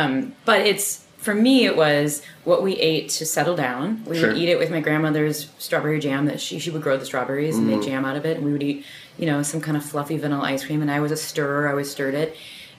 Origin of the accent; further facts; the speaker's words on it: Midwest, United States; And I grew up in the Midwest, which means we eat dessert before dinner.